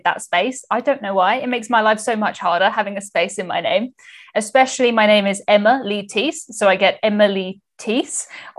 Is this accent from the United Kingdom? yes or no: yes; England, United Kingdom; I'm from the UK, as you said. I am English.